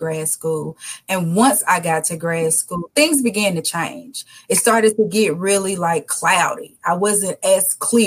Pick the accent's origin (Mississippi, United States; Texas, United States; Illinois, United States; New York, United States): Mississippi, United States; Jackson; Born and raised in Jackson, Mississippi